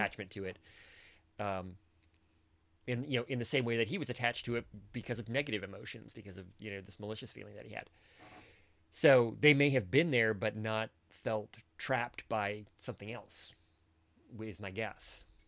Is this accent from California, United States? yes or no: no; Michigan, United States; I spent most of my life growing up in Michigan